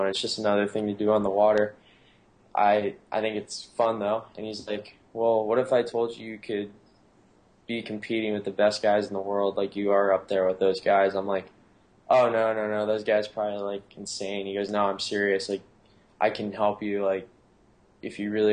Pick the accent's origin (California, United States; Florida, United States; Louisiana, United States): Florida, United States; also born or lived in Anna Maria Island, Florida / Jupiter, Florida; now in San Clemente, United States; I'm originally from Florida, but I'm actually originally from the Gulf Coast